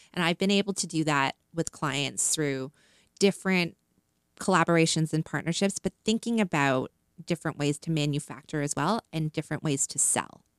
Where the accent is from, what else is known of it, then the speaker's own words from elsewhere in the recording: Canada; moved away as an adult; also born or lived in China; I'm Canadian, so I always, I always led with being Canadian first, being from Canada